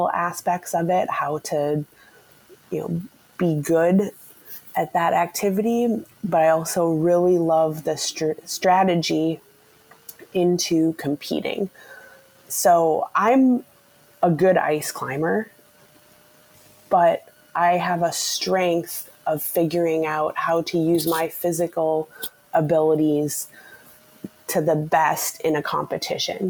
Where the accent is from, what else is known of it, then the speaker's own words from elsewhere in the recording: Maple Grove, Minnesota, United States; also born or lived in Calgary, Canada / Canmore, Canada / Stillwater, Minnesota; I grew up in Maple Grove, which is just in the northwest suburbs of Minneapolis